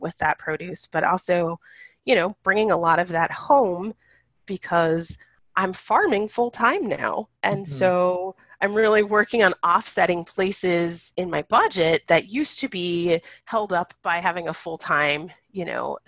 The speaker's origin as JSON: {"language": "English", "region": "California", "country": "United States", "tie": "born or raised there", "moved": "yes", "lives_now": "Pacific Northwest, United States", "said": "I'm originally from California, there are times when I try to keep and cultivate relationships with some of the plants that I grew up seeing as a kid"}